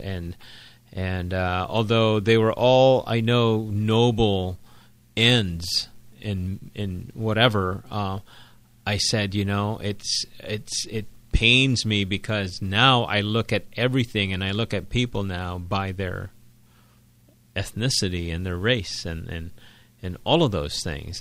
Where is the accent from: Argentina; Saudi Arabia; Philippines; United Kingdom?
Philippines; I was born and raised in the Philippines. I'm a Filipino.